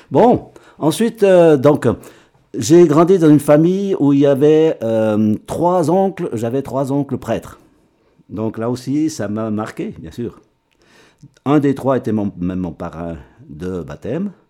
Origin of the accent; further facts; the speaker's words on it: Rue, Fribourg, Switzerland; Oui, je suis un enfant de rue.